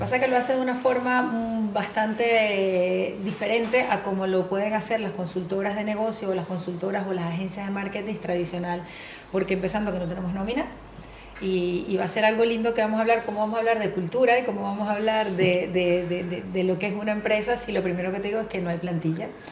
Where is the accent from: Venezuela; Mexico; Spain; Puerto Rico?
Venezuela; moved away as an adult; atendiendo clientes transnacionales y locales en mi país, en Venezuela más de 20 años en esto